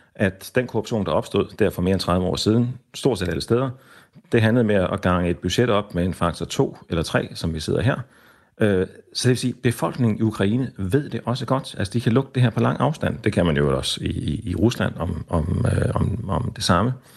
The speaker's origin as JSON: {"language": "Danish", "country": "Denmark", "said": "os selv øh, hjemme i Danmark"}